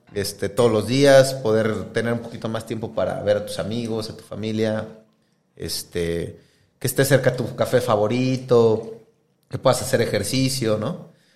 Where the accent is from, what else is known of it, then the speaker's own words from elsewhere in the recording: Querétaro, Mexico; also born or lived in Mexico City; now in Monterrey, Mexico; más bien nací en Ciudad de México, pero donde más viví fue en Querétaro